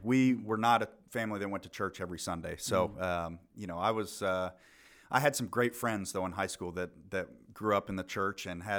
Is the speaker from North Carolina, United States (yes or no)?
no; Fountain, Colorado, United States; So I was born in Colorado Springs, Colorado. Grew up in a little town called Fountain, just outside of there.